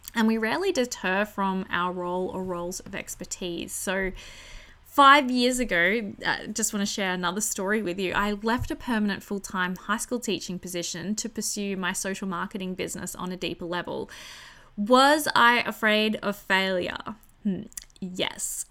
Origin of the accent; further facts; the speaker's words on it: country New South Wales, Australia; returning to my hometown in country New South Wales